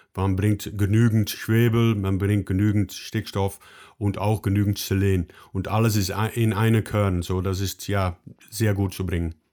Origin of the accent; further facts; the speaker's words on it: Netherlands; German is a second language; Ich komme aus den Niederlanden